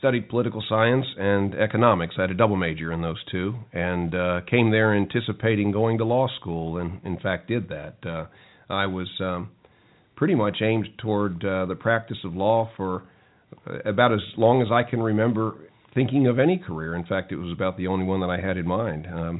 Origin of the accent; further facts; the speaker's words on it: Brooklyn, New York, United States; born there; Well, I wasn't from North Carolina originally. I was actually born in Brooklyn, New York.